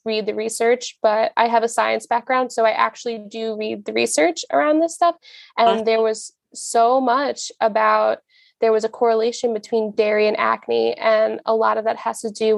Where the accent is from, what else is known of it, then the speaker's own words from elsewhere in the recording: Long Island, New York, United States; I'm from Long Island